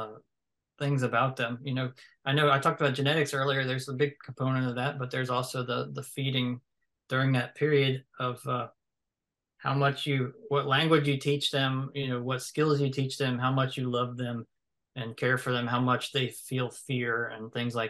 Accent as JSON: {"language": "English", "region": "the South", "country": "United States", "said": "I'm from the South"}